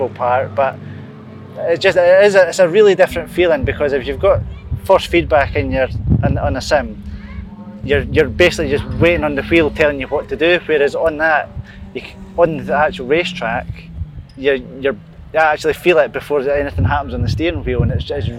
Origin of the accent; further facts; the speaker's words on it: Scotland, United Kingdom; being a Scotsman